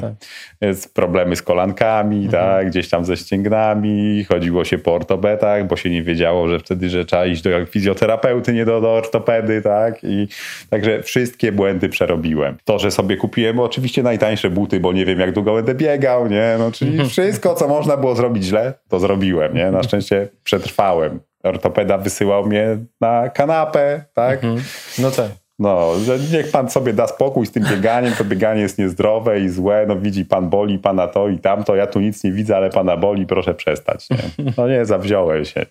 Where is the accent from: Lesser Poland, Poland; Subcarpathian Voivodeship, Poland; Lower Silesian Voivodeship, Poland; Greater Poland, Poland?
Lower Silesian Voivodeship, Poland; Mieroszów; also born or lived in Wrocław; Wychowałem się w Mieroszowie, mhm. prawda? Urodziłem się we Wrocławiu, mhm. natomiast y, wychowałem się w Mieroszowie.